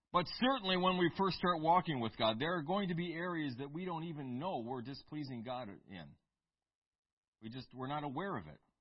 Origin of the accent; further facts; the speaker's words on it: United States; I'm American